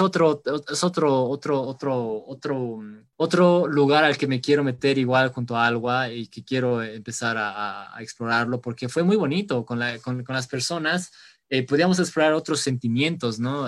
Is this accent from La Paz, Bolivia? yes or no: yes; La Paz, Bolivia; nosotros como bolivianos, como paseños